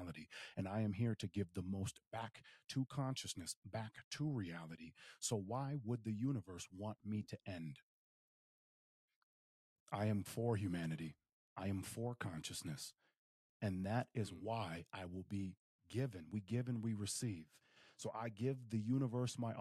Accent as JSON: {"language": "English", "town": "Willmar", "region": "Minnesota", "country": "United States", "tie": "born or raised there", "moved": "yes", "said": "Wilmer, Minnesota, in my hometown."}